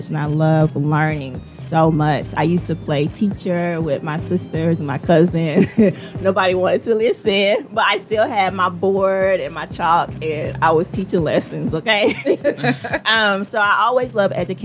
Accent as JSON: {"language": "English", "town": "Rockingham", "region": "North Carolina", "country": "United States", "said": "I am originally from North Carolina. I'm from a small town called Rockingham, Richmond County"}